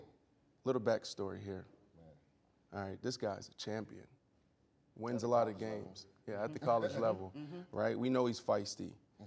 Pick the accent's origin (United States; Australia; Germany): United States; Pittsburgh, Pennsylvania; I grew up in Pittsburgh, Pennsylvania, and, you know, football is huge there. It's football country. I grew up playing running back.